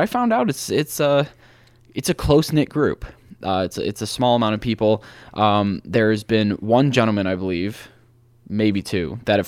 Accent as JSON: {"language": "English", "town": "Cleveland", "region": "Ohio", "country": "United States", "said": "Yes, I'm from Ohio. I'm from Cleveland, Ohio."}